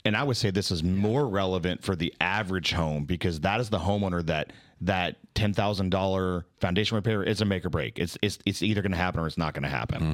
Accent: Dallas, Texas, United States; I'm from Dallas

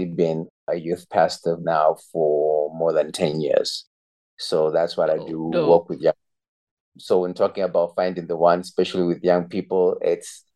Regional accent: Zimbabwe; moved away as an adult; now in Eswatini; I was actually born and raised in Zimbabwe, and I've lived there for 18 years of my life

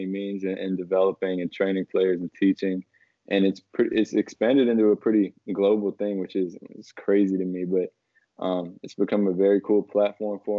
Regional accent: Washington, District of Columbia, United States; I'm from Washington, D.C., so it's like a very good basketball area.

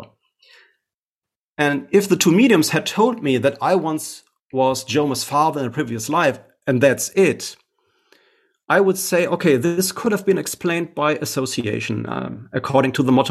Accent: Essen, North Rhine-Westphalia, Germany; here in my hometown in Essen

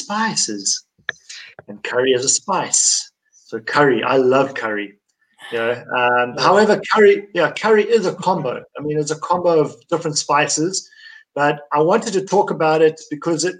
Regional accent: Durban, KwaZulu-Natal, South Africa; I grew up in Durban where we eat curry all our lives. We grow up on it

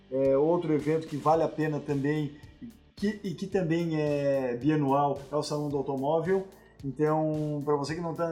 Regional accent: South Region, Brazil; aqui no Sul a gente tem um sotaque um pouco

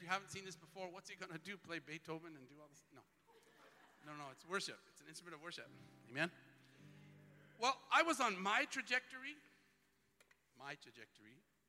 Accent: Twin Falls, Idaho, United States; Where I grew up in Twin Falls, Idaho, we had auctioneers and all.

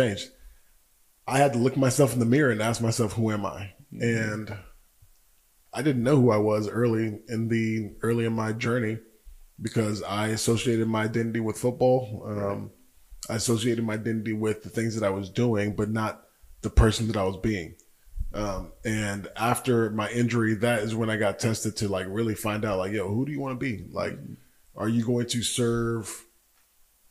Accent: Georgia, United States; moved away as an adult; also born or lived in Washington, D.C. / Nigeria; now in Tulsa, United States; born in DC, raised in Georgia, lived in Nigeria for a little bit, but I moved to Tulsa when I was 18 to go to school

